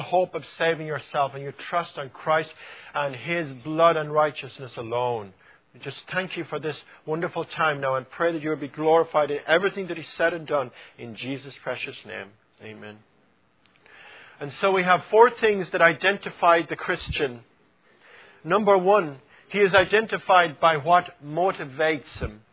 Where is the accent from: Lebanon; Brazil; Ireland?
Ireland; accent: Irish; it was my Irish accent